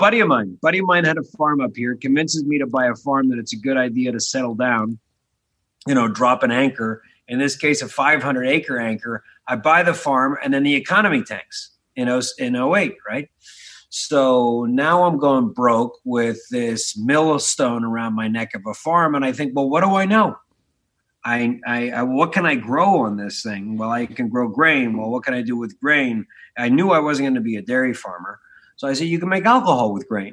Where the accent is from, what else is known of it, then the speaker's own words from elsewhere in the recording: Philadelphia, Pennsylvania, United States; also born or lived in Blue Bell, Pennsylvania / Montgomery County, Pennsylvania; I was born in the Frankfurt section of the city.